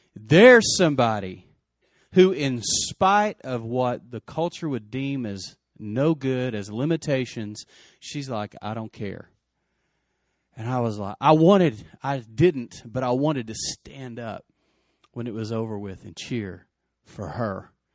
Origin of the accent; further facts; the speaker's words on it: Lubbock, Texas, United States; Lubbock was my hometown